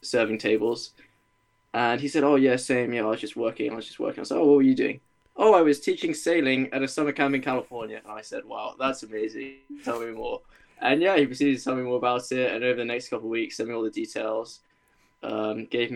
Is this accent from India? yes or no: no; Norwich, East of England, United Kingdom; also born or lived in Leeds; I'm from Norwich in England